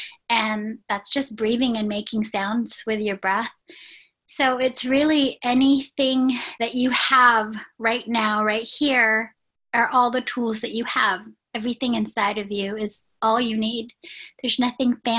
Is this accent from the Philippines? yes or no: yes; Philippines; my heritage is, I was born in the Philippines